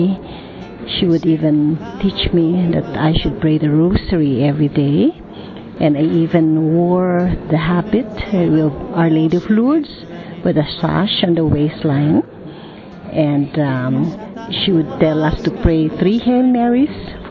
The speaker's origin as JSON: {"language": "English", "country": "Philippines", "said": "I'm from the Philippines."}